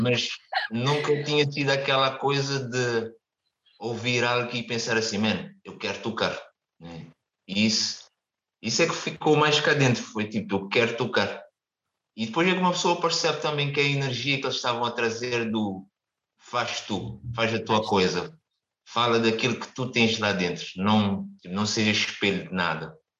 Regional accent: Cape Verde; moved away as an adult; also born or lived in Caldas da Rainha, Portugal; now in Portugal; apesar de vir de um país mais pequeno

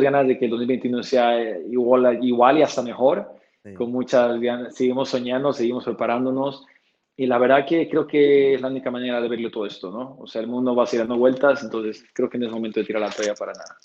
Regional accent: Bolivia; siendo el primer boliviano que llega allá

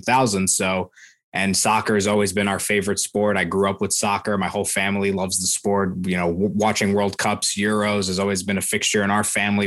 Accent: Columbus, Ohio, United States; I was born in Columbus

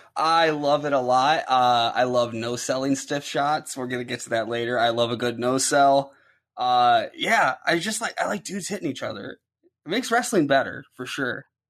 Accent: Ohio, United States; I'm from Ohio, so our main company here is

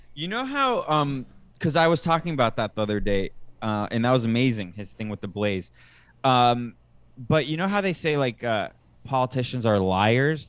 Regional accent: United States; moved away as an adult; now in Costa Rica; I'm an American right now in Costa Rica

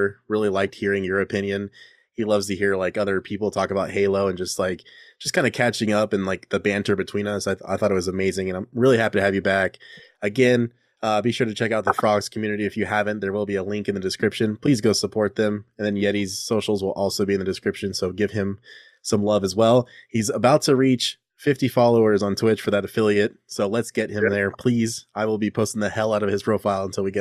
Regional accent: California, United States; I'm a Californian

